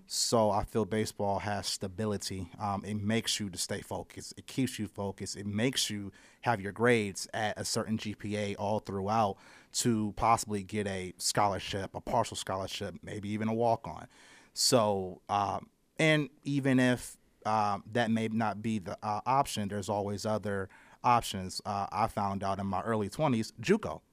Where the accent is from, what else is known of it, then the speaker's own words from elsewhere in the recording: Akron, Ohio, United States; I'm from Akron, Ohio. I originally, uh, played for Wobble as a child